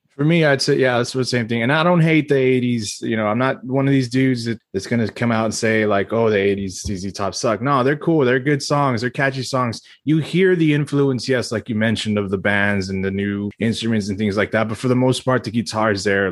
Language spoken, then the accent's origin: English; Texas, United States; As a Texan